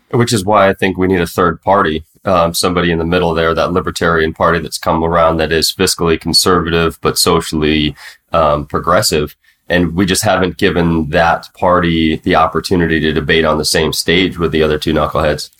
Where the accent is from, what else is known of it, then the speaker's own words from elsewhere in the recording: United States; now in Mexico; I was the token American there